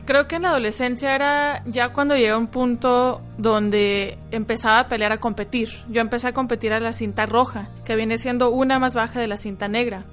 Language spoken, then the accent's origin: Spanish; Phoenix, Arizona, United States; first language Spanish; tengo 28 años, soy de Phoenix, Arizona y soy atleta de taekwondo a nivel internacional